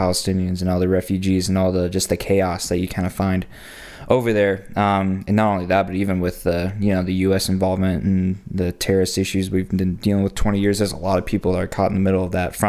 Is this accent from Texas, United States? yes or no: no; Colorado, United States; also born or lived in Georgia / Alaska; So I grew up in Colorado, got 6 younger siblings, 2 parents who are very passionate about people learning about who Jesus is. So we've spent time sharing the word in Colorado and Georgia, especially in Alaska.